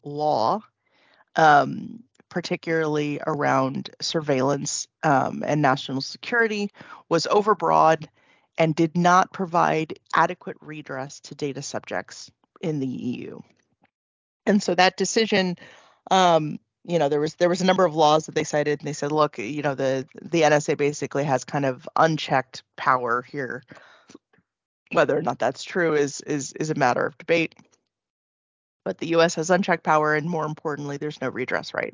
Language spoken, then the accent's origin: English; California, United States; moved away as an adult; now in Ireland; i was born and raised in california